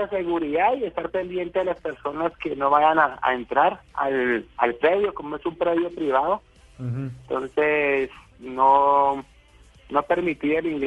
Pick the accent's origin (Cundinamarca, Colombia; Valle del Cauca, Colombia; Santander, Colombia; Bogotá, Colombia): Valle del Cauca, Colombia; Cali; yo soy de tierra caliente, yo soy de Cali Valle, soy caleño.